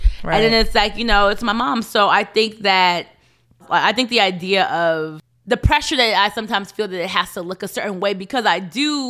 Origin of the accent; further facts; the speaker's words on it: United States; I think that's where I feel the split in me being African American and my parents right. being Kenyan.